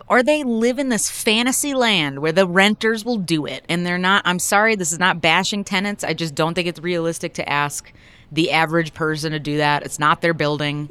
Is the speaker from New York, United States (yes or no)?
yes; Buffalo, New York, United States; now in Denver, United States; I'm from Buffalo